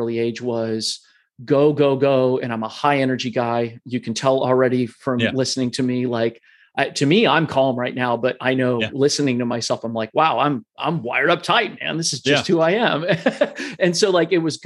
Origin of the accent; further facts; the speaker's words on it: Columbus, Ohio, United States; I was born and raised in Columbus, Ohio